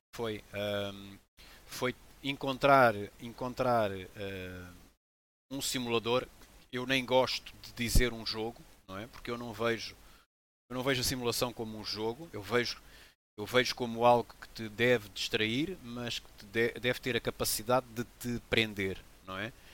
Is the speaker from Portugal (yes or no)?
yes; Portugal; also born or lived in Benguela, Angola; now in Lagoa, Portugal; eu nasci em Benguela, em Angola, e vim bem, bem jovem para Portugal, com 7 anos de idade